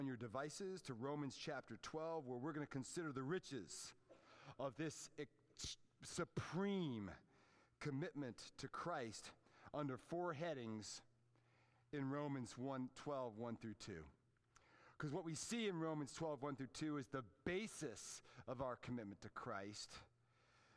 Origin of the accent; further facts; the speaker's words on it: Fairfax, Virginia, United States; the neighborhood where I grew up in Fairfax, Virginia